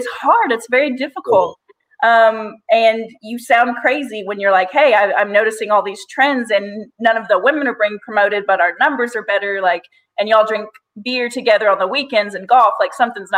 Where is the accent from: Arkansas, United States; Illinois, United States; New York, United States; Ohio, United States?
Arkansas, United States; also born or lived in Portland, Oregon / Missouri / Louisiana; I was born in Portland, Oregon. I was raised all over Arkansas. We moved like every 2 years